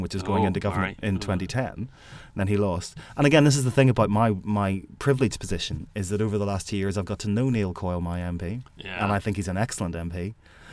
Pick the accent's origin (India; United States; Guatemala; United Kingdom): United Kingdom; Belfast, Northern Ireland; my home state where I grew up is Belfast East